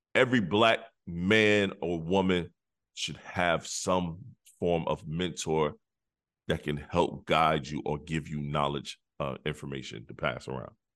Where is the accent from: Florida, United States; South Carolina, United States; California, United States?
South Carolina, United States; I am from South Carolina